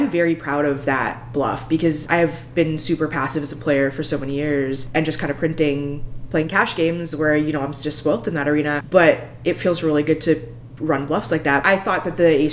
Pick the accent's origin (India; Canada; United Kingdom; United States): Canada; Alberta; I come from Alberta in Canada